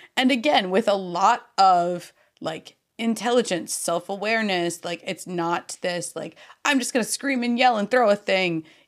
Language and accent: English; United States; I'm so American